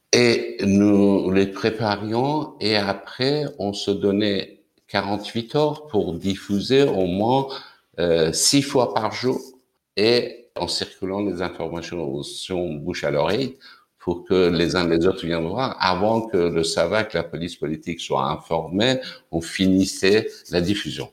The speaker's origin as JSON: {"language": "French", "town": "Tehran", "region": "Tehran Province", "country": "Iran", "tie": "born or raised there", "second_language": "French", "moved": "as an adult", "lives_now": "France", "said": "je suis né à, Téhéran en 1955. évidemment, euh, quand j'étais étudiant, comme beaucoup d'autres étudiants iraniens"}